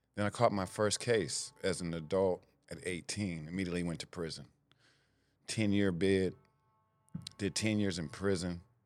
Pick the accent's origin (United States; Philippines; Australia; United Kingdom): United States; Sacramento, California; I grew up in Sacramento, California, the, the Del Paso Heights area, North Sac